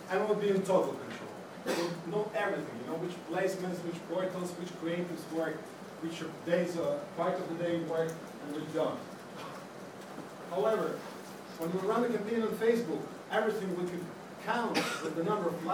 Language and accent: English; Latvia; moved away as an adult; now in London, United Kingdom; I'm from Latvia